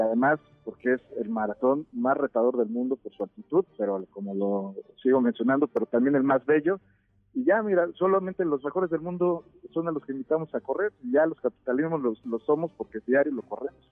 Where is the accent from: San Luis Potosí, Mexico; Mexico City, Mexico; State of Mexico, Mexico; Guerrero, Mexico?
Mexico City, Mexico; somos los capitalinos